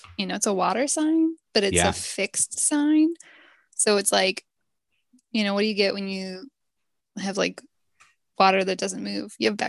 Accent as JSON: {"language": "English", "region": "Minnesota", "country": "United States", "said": "I think that I'm from Minnesota."}